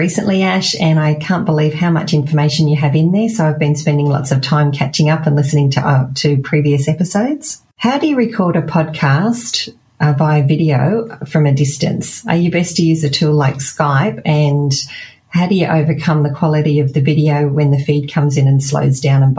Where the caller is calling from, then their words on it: Perth, Western Australia, Australia; I'm calling from Perth in Australia.